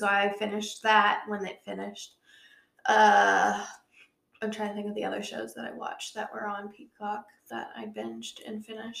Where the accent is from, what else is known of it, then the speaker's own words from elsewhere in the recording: the Bay Area, California, United States; now in North Carolina, United States; I had to start with the California ones because that's where I grew up. So I know the vibes of the rich Californians. Even though I grew up mostly in the Bay Area, I know those vibes.